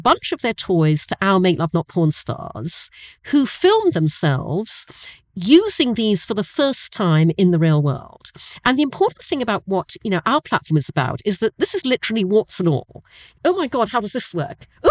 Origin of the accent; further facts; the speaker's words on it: Brunei; moved away; I grew up in Asia, I grew up in Brunei